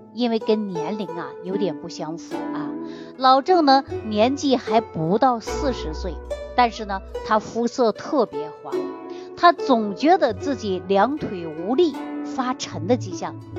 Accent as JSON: {"language": "Chinese", "country": "China", "said": "我们中国人"}